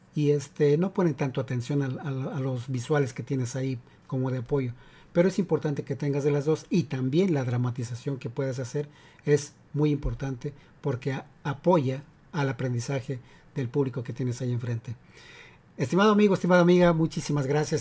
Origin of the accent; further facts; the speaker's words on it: Mexico; now in United States; soy de México y en la secundaria